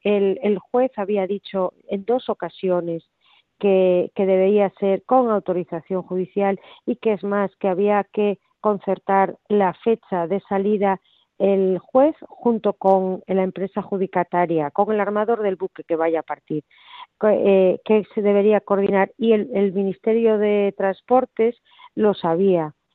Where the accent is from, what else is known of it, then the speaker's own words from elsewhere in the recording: Spain; como ciudadana española